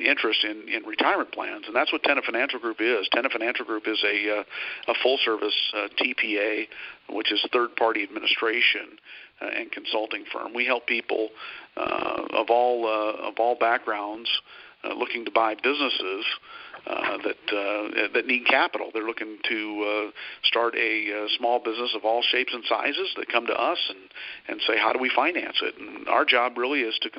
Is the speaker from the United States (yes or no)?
yes; South Dakota, United States; moved away as an adult; also born or lived in Minneapolis; now in Dallas-Fort Worth, United States; I hail from a small town in South Dakota, of all places